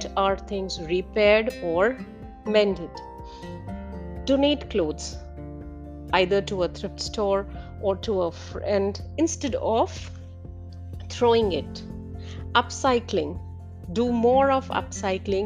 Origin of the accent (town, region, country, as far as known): India